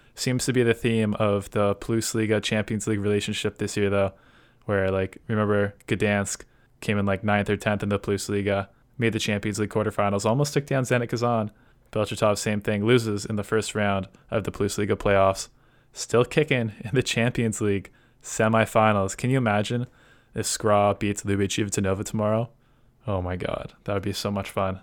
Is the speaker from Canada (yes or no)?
yes; Canada; as a Canadian